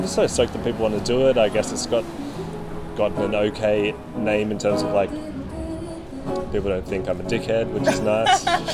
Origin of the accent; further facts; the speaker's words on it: Bellingen, New South Wales, Australia; moved away as an adult; now in Newcastle, Australia; My family is in Bellingen, like, four hours north.